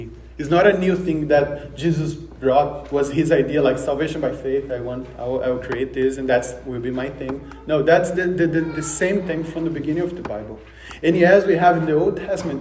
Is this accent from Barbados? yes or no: no; Brazil; moved away; I'm from Brazil, so you might notice the accent